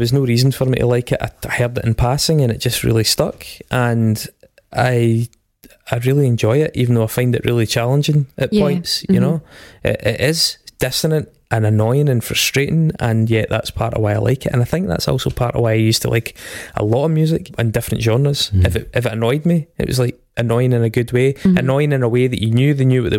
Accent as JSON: {"language": "English", "town": "Stirling", "region": "Scotland", "country": "United Kingdom", "said": "I'm from Stirling"}